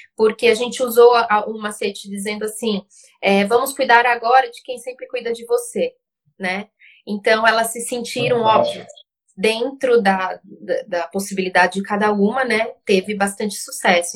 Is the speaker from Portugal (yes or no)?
no; Uruguay; Portuguese is a second language; now in Brazil; eu sou uruguaia